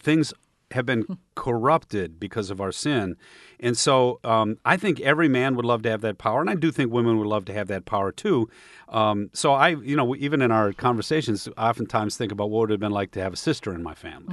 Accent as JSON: {"language": "English", "region": "Michigan", "country": "United States", "tie": "born or raised there", "said": "growing up in Michigan"}